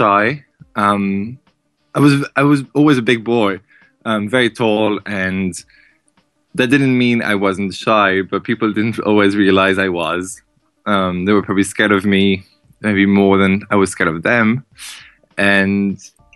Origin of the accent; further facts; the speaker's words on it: southeast Ireland, Ireland; moved away; I'm from the southeast of Ireland. It's a very small town, city, whichever you want to call it